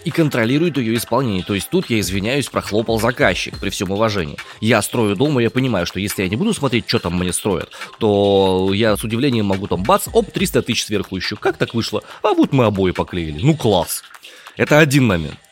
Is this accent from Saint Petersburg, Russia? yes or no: no; Omsk, Omsk Oblast, Russia; Я из Омска родом.